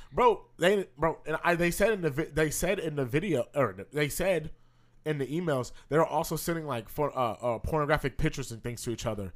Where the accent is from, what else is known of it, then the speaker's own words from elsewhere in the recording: California, United States; we're from California